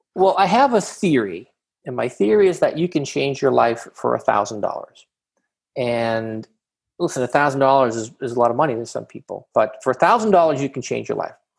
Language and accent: English; Boston, Massachusetts, United States; now in Southern California, United States; I'm originally from Boston, Massachusetts, Jamaica Plain to be specific